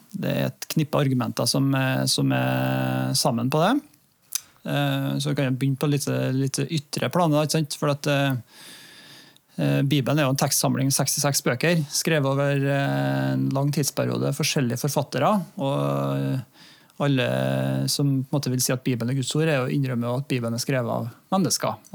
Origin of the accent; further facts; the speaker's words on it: Norway; samtidig som at jeg er norsk og bor i Norge og er en nordmann